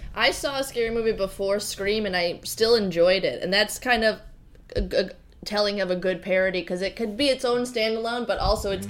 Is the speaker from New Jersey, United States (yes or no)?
yes; New Jersey, United States; I'm from New Jersey, where The Sopranos are